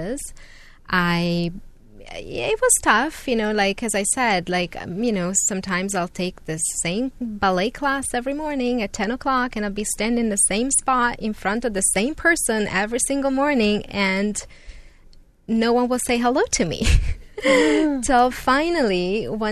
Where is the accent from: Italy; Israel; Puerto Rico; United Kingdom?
Italy; Milan, Lombardy; English is a second language; moved away as an adult; also born or lived in New York City, United States; now in Tustin, United States; I grew up in Milan, which is also a very cosmopolitan and big town, but nothing like New York